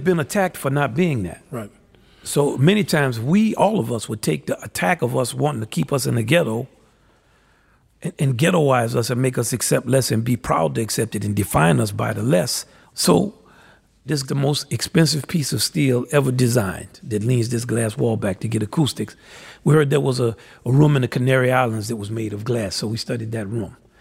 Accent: New Orleans, Louisiana, United States; culturally, I'm from New Orleans.

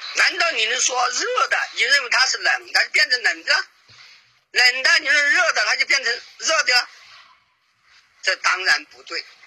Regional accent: China; 毕竟我们是中国人嘛

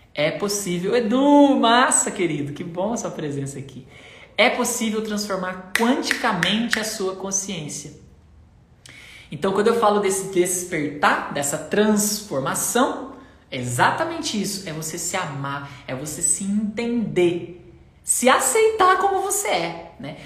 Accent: Limeira, São Paulo, Brazil; eu sou de Limeira.

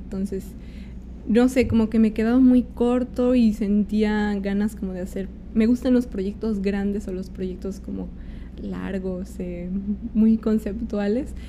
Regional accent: State of Mexico, Mexico; moved away as an adult; now in Mexico City, Mexico; yo soy del Estado de México, entonces como llegué a vivir acá porque justo quería estudiar en la escuela de aquí

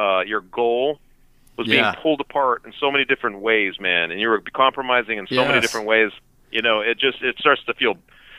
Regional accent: Denver, Colorado, United States; I grew up in Denver

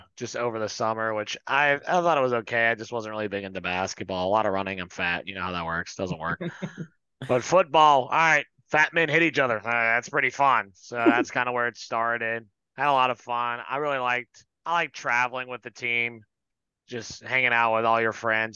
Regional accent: North Carolina, United States; also born or lived in Alabama; I was born in Alabama, Roll Tide, for 4 years. Then my dad moved us down here to North Carolina

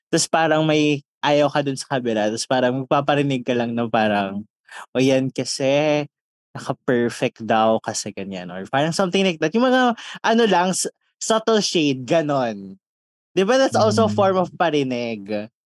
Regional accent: Visayas, Philippines; At saka dahil Bisaya kami, magsasalita kami nang hindi kami

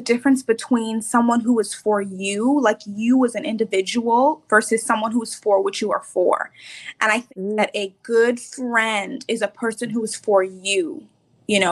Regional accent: Bahamas; moved away as an adult; now in Tampa, United States; I'm originally from the Bahamas, actually now living in Tampa, Florida

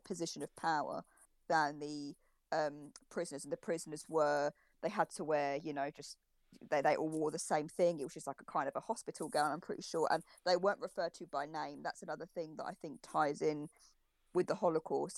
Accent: United Kingdom; we're all British here, but I've never been to America

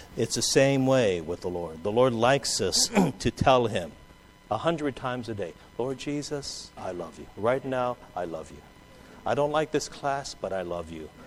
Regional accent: Southern California, United States; also born or lived in Hawaii; Mark and I are from Southern California

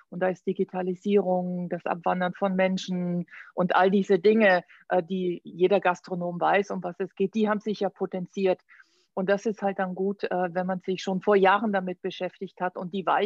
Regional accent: Augsburg, Bavaria, Germany; born there; moved away as an adult; also born or lived in Düsseldorf / New York / Florence; Du, ich bin in Augsburg geboren Oh. Und äh, bin aber relativ früh geflüchtet

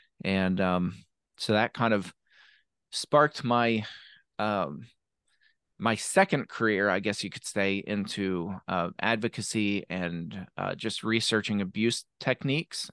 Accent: Shanksville, Pennsylvania, United States; also born or lived in Arkansas / Memphis, Tennessee / Somerset, Pennsylvania; I grew up in Shanksville, Pennsylvania

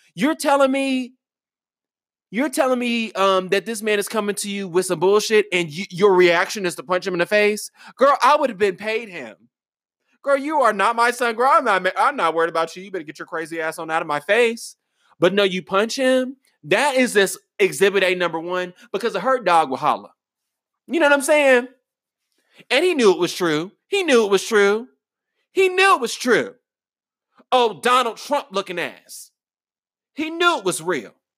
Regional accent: United States; I'm an American

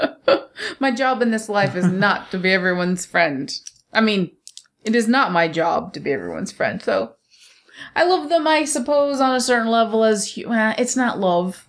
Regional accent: United States; I'm American

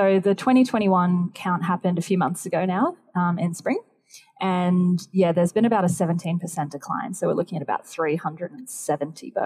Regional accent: Queensland, Australia; my home state

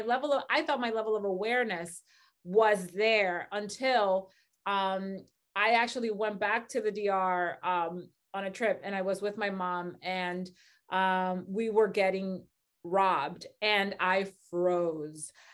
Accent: Dominican Republic; moved away; I grew up in the Dominican Republic, very crazy, just, like, very crazy, violent

